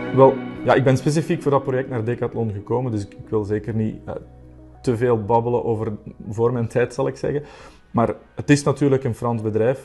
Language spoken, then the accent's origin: Dutch; Belgium; ik ben er als Belg natuurlijk ergens wel heel fier op